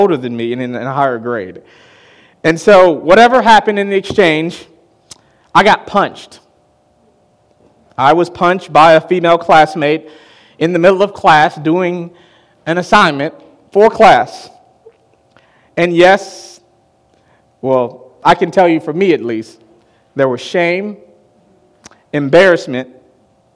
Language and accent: English; Chicago, Illinois, United States; I'm from Chicago, and I grew up on the south side of Chicago.